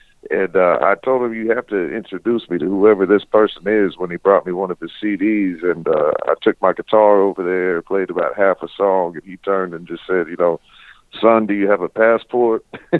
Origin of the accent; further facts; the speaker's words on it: Florida, United States; I didn't inherit the fancy accent. I was born in Florida.